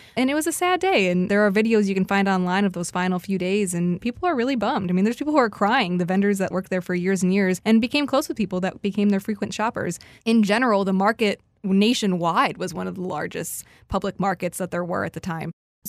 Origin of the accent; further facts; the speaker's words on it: Detroit, Michigan, United States; I'm born and raised in Metro Detroit.